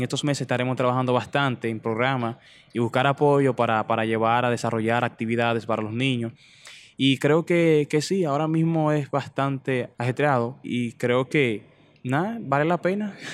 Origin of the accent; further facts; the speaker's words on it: Dominican Republic; yo nací, me crié en y me terminé de criar, diría que en, La Flores, barrio La Flores, en Vallaguana